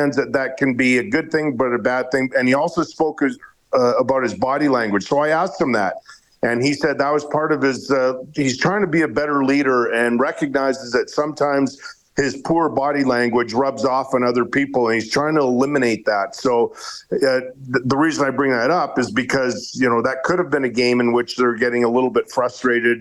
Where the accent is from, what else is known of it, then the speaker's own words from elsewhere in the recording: Edmonton, Alberta, Canada; I grew up in Edmonton